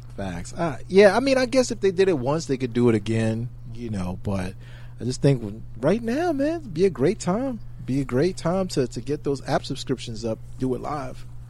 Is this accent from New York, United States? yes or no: yes; New York City, New York, United States; I'm from Brooklyn.